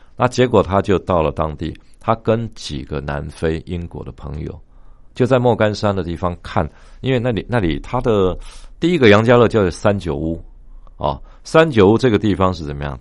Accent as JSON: {"language": "Chinese", "country": "Taiwan", "said": "我们台湾人"}